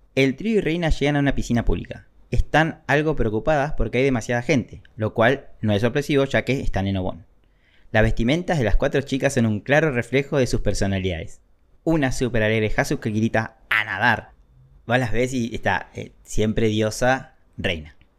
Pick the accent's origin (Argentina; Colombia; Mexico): Argentina; yo soy argentino